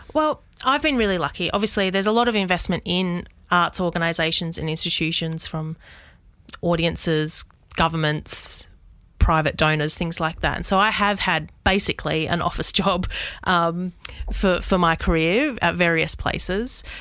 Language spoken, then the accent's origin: English; Southwest Western Australia, Australia; moved away as an adult; also born or lived in Perth / Sydney; now in Albury, Australia; I grew up, um, in a tiny regional town in Southwest W A.